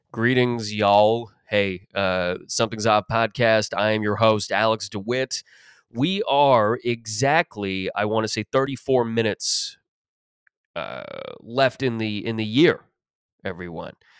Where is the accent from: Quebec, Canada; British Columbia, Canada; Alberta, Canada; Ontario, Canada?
Ontario, Canada; Mississauga; growing up in Mississauga